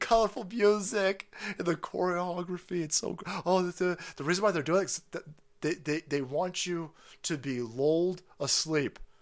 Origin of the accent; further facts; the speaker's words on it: San Francisco, California, United States; I spent a lot of time growing up in, in San Francisco